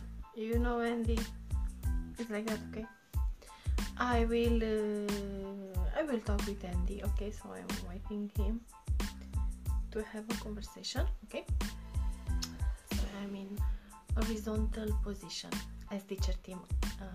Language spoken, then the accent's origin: English; Romania; now in Paris, France; I'm from Romania, Eastern.